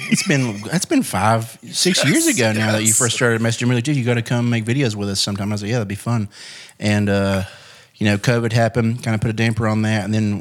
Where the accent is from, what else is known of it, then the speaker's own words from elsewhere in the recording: West Virginia, United States; West Virginia.